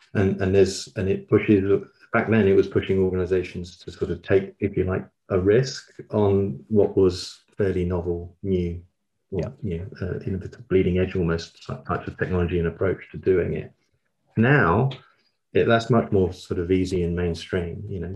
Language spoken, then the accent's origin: English; London, United Kingdom; moved away as an adult; also born or lived in Copenhagen, Denmark / Manchester / York; now in Brighton, United Kingdom; I was born in Copenhagen, uh, in in Denmark, uh, but quickly, as you can tell from my accent, moved to London um, and grew up in South London.